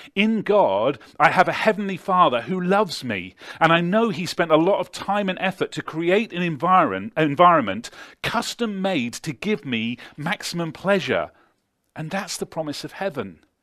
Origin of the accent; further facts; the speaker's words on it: Devizes, South West England, United Kingdom; six X beer brewed in my hometown